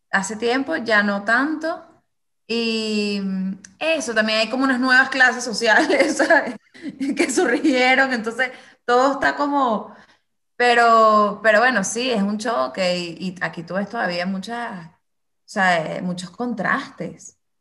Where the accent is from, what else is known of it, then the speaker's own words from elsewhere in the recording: Venezuela; somos los, mismos venezolanos